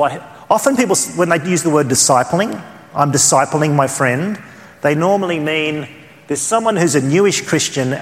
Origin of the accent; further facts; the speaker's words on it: Australia; accent: Australian; my Australian accent